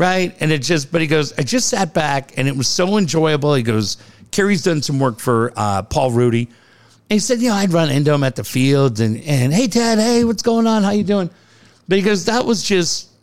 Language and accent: English; San Diego, California, United States; I'm from San Diego.